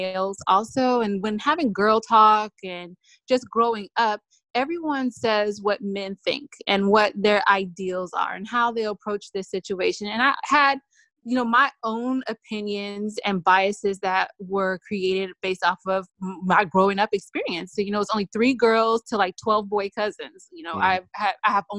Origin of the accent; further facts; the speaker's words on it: California, United States; I'm from Cali